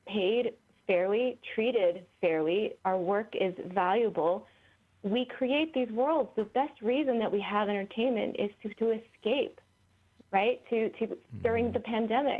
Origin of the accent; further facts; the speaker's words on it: Santa Fe, New Mexico, United States; I'm from Northern New Mexico.